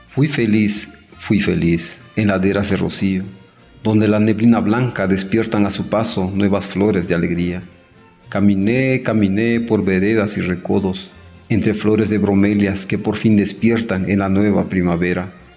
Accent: Tamazulapam del Espíritu Santo, Oaxaca, Mexico; first language Mixe; Spanish is a second language; hablante de la lengua mije, originario del municipio de Tamazulapan del Espíritu Santo, Oaxaca

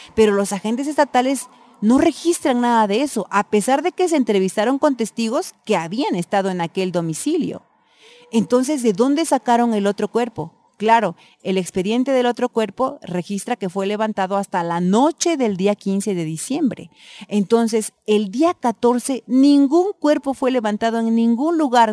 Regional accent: Eloxochitlán de Flores Magón, Oaxaca, Mexico; mi pueblo

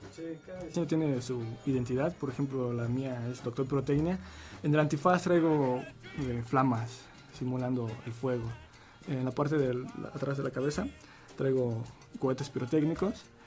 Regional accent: Tultepec, State of Mexico, Mexico; venimos de un pueblo, de un pueblo de fuego, donde hay mucha pirotecnia, y Voladora es el emblema por la actividad artesanal del municipio de Tultepec

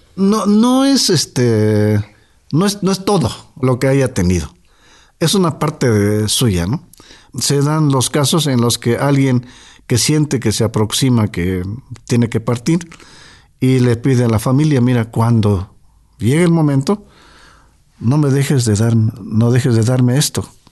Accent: Totontepec Villa de Morelos, Oaxaca, Mexico; Nuestro pueblo se llama Totontepec

